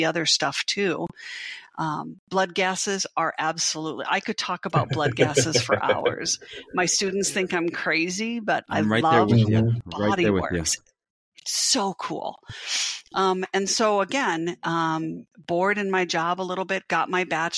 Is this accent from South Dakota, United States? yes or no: yes; South Dakota, United States; I grew up in South Dakota, North Dakota, South Dakota.